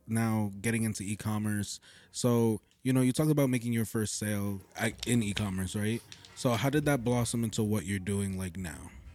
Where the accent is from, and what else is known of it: Totowa, New Jersey, United States; born or raised there